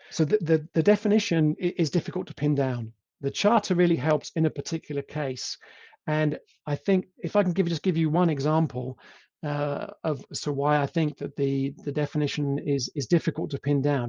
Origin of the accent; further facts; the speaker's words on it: England, United Kingdom; accent: English; moved away as an adult; also born or lived in Italy / Poland; now in Germany; I am English, as you can probably tell from my accent